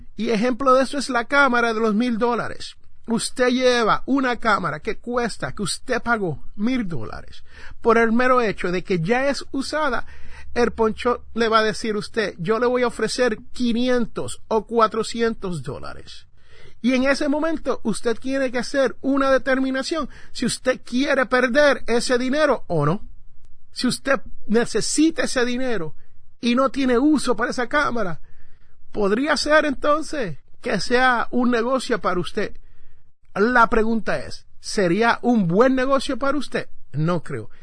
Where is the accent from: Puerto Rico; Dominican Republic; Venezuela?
Puerto Rico; San Juan; en el barrio donde yo me crié, en Santurce, Puerto Rico, específicamente Barrio Obrero